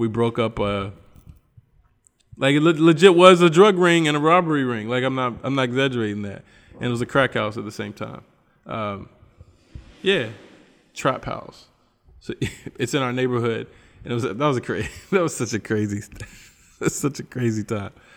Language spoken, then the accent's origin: English; United States; moved away; I'm American